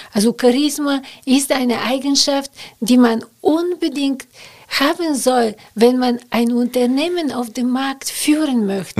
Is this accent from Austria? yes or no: no; Bulgaria; German is a second language; moved away as an adult; now in Cologne, Germany; dass ich aus Bulgarien komme